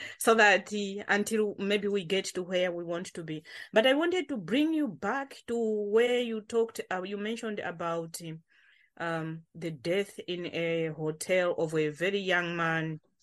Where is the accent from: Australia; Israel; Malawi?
Malawi; now in Coventry, United Kingdom; I'm joining from Covenre because this is where I live now, but I'm original from Malawi